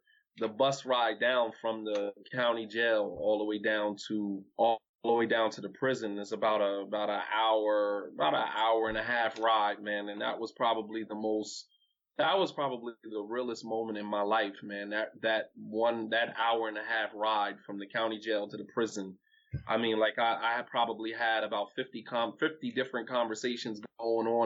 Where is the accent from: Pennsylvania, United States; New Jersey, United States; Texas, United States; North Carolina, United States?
New Jersey, United States; East Orange; now in Delaware, United States; I'm from Jersey, man. I'm from East Orange, New Jersey